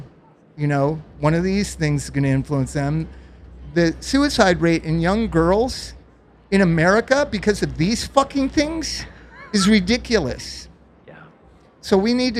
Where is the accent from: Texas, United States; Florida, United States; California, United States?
California, United States; Los Angeles; also born or lived in Palm Springs; I grew up in Los Angeles and Palm Springs